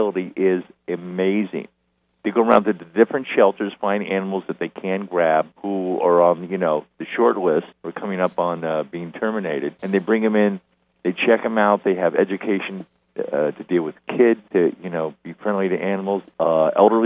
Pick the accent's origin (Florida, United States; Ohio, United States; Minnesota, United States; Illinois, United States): Florida, United States; Miami; moved away; also born or lived in St. Louis, Missouri / New York; I was born in St. Louis, raised in Miami